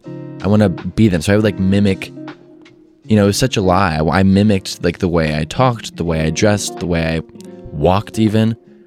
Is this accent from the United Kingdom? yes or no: no; Midwest, United States; Because, you know, I'm from the Midwest. I'm from a very normal scenery